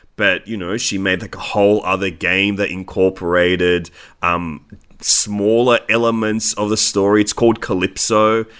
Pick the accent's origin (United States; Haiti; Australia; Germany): Australia; we are Australian